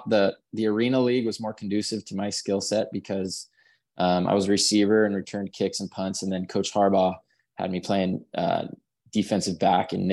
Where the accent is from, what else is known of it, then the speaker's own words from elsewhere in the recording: California, United States; born there; I was born up in the Bay Area.